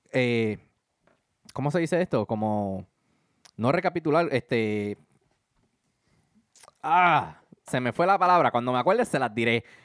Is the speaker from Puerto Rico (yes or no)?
yes; Puerto Rico